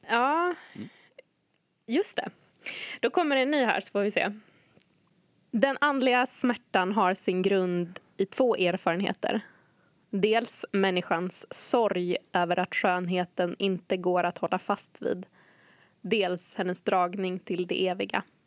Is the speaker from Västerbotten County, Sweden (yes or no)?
yes; Umeå, Västerbotten County, Sweden; moved away as an adult; AC län, Ålidhems församling, Umeå